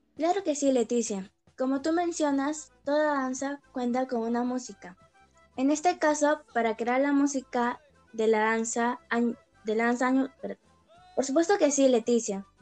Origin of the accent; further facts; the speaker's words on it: Peru; sentirnos mucho más orgullosos de ser peruanos